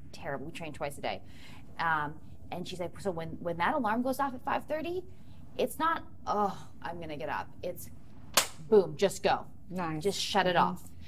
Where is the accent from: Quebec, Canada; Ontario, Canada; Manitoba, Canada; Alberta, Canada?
Ontario, Canada; four hours north of Toronto; moved away as an adult; also born or lived in United States; I'm from four hours north of Toronto.